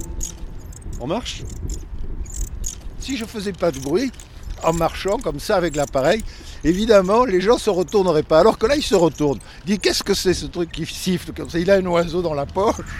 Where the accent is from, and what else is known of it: Perpignan, Occitania, France; born or raised there; moved away as an adult; now in Paris, France